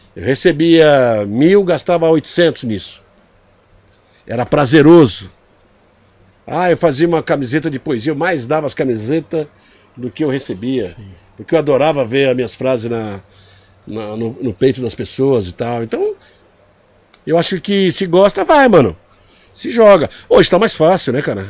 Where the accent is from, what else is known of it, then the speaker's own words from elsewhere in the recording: Brazil; a primeira vez que eu saí do Brasil